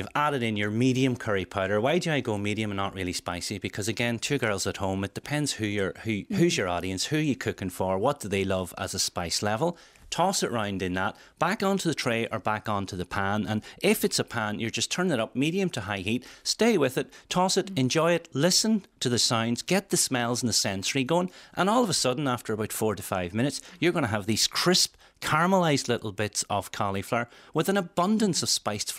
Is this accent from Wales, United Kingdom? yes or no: yes; Welsh, Wales, United Kingdom; being Welsh